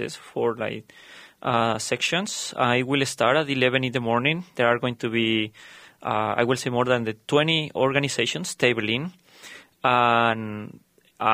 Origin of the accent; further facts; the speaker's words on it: Andes, Colombia; moved away as an adult; also born or lived in Costa Rica; now in Minnesota, United States; I am originally from Colombia. I grew up in the Andes Mountains